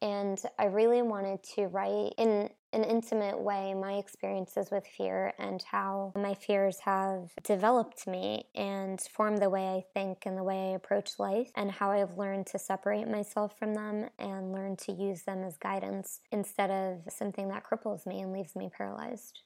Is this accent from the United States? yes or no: yes; New Jersey, United States; moved away as an adult; also born or lived in Brooklyn, New York; now in Nashville, United States; I grew up in New Jersey, and I've been living in New York and Brooklyn for the last six years